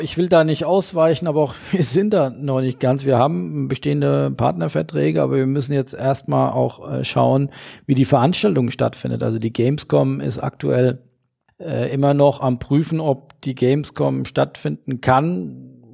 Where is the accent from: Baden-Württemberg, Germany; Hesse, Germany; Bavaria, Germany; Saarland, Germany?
Hesse, Germany; im hessischen heimischen äh, Weinberg